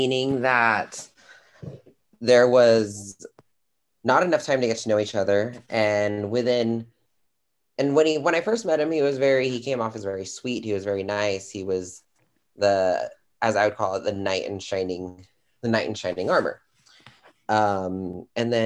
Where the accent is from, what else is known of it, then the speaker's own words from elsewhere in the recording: California, United States; I am from California.